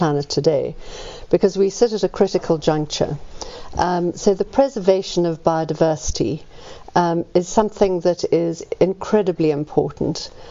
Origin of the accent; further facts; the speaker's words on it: Johannesburg, Gauteng, South Africa; I'm a South African. I was born in Joburg.